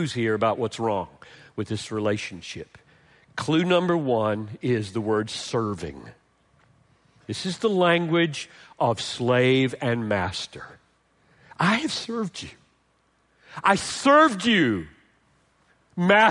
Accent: Greenville, South Carolina, United States; I grew up in Greenville, South Carolina

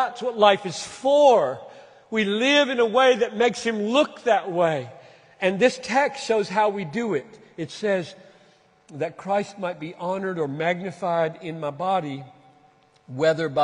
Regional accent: Minneapolis, Minnesota, United States; In Minneapolis, that's my hometown

